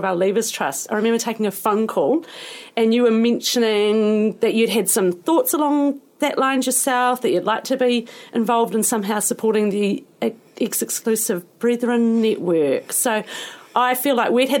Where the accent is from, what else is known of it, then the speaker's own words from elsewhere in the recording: Timaru, Canterbury, New Zealand; come from Timaru.